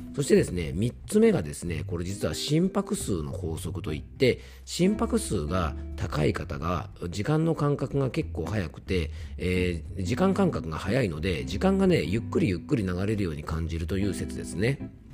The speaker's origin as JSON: {"language": "Japanese", "town": "Fuefuki", "region": "Yamanashi", "country": "Japan", "tie": "born or raised there", "said": "地元の伊佐和温泉駅に来ておりまして"}